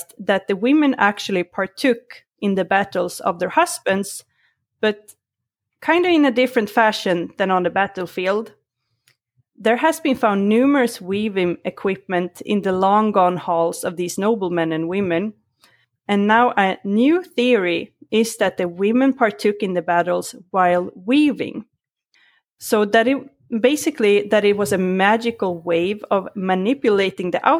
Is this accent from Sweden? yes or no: yes; Sweden; born or raised there; English is a second language